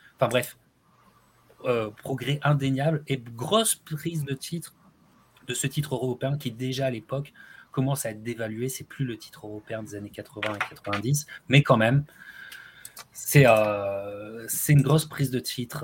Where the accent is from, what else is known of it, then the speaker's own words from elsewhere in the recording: France; en tant que Français